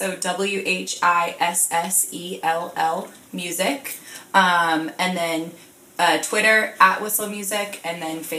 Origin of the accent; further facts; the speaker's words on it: Florida, United States; also born or lived in Sarasota / Orlando; Well, I moved around a lot as a kid, just for my parents' jobs, but I went to middle school and high school and college all in Florida.